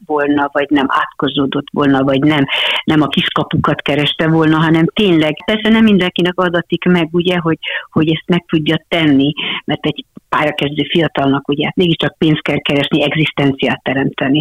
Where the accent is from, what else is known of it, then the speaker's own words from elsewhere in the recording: Hungary; hogy ide születtem, hogy én egy magyar színésznő vagyok.